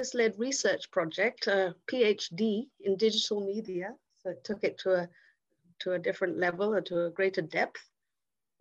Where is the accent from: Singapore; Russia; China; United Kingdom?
United Kingdom; England; also born or lived in India; I'm actually from England. I'm English, but I'm born in India